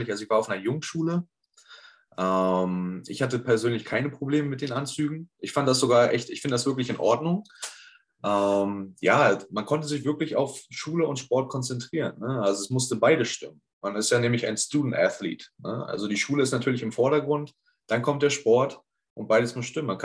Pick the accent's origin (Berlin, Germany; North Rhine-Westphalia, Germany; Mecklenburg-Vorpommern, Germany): Mecklenburg-Vorpommern, Germany; Neubrandenburg; born there; now in Neustrelitz, Germany; Ähm, ursprünglich geboren bin ich in Neubrandenburg, in Mecklenburg. Wohnen tue ich jetzt in Neustrelitz in Mecklenburg, sind ungefähr 20 Minuten entfernt.